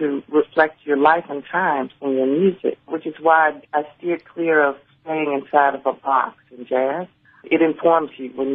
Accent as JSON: {"language": "English", "town": "Jackson", "region": "Mississippi", "country": "United States", "tie": "born or raised there", "said": "I was born in Jackson, Mississippi"}